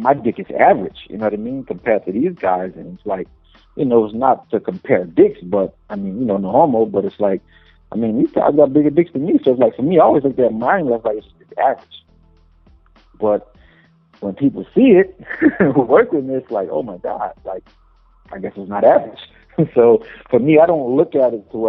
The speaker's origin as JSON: {"language": "English", "town": "New Orleans", "region": "Louisiana", "country": "United States", "tie": "born or raised there", "moved": "as an adult", "said": "I come from the bottom of the map. I come from New Orleans"}